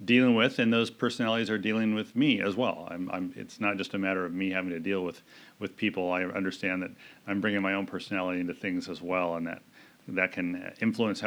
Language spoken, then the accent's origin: English; Arlington, Washington, United States; I was born and raised in Arlington, Washington